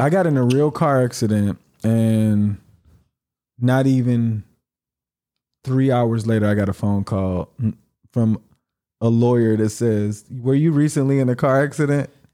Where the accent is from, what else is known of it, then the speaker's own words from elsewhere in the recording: United States; moved away; being American